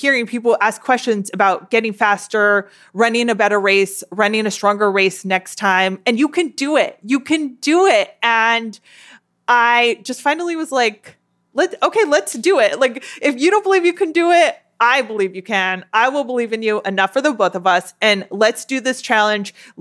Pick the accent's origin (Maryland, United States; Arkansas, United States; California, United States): California, United States; Southern; I was born and raised in Southern California